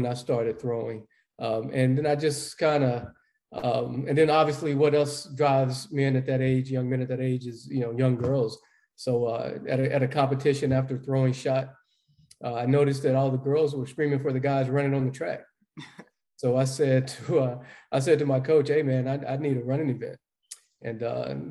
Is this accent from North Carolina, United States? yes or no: yes; Dallas, North Carolina, United States; growing up in Dallas, North Carolina